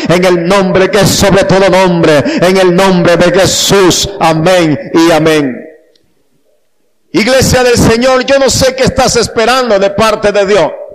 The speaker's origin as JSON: {"language": "Spanish", "country": "Panama", "said": "soy de la República de Panamá"}